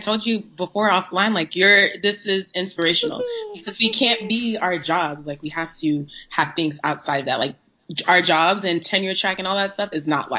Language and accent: English; Houston, Texas, United States; moved away as an adult; also born or lived in Austin, Texas / Dallas, Texas; now in Boston, United States; I was born and raised in Houston. on the southwest side of Houston, Aleve, Texas, to be precise. But I mean, Houston is like little Nigeria. So even though like I grew up here, I'm Nigerian-American